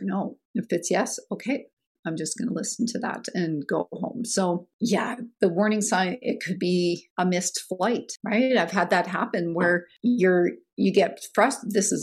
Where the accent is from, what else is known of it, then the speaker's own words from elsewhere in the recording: Canada; speaking as a Canadian, being nice and feeling obligated to do things is kind of ingrained and programmed in us